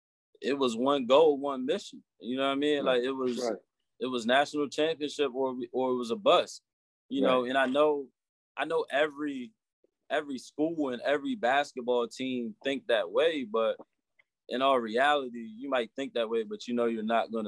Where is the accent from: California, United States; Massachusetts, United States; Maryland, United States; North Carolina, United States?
Maryland, United States; Eastern Shore of; growing up on the Eastern Shore